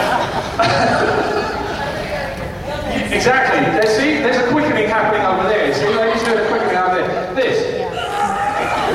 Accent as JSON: {"language": "English", "region": "England", "country": "United Kingdom", "tie": "born or raised there", "said": "When I was a kid, you know, in England"}